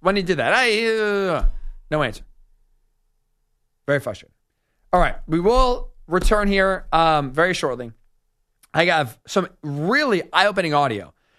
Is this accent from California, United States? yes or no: no; New York City, New York, United States; I'm from New York City, Dave. This is another dude where I'm from.